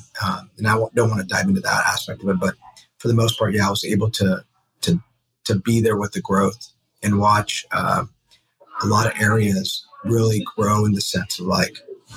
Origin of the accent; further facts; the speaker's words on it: San Francisco, California, United States; So originally from San Francisco, grew with San Francisco.